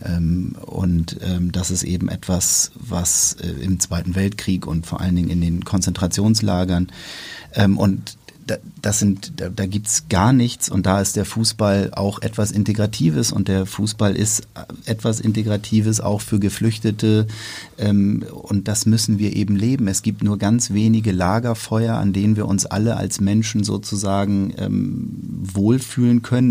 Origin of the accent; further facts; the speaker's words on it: Hamburg, Germany; wir jetzt hier als Hamburger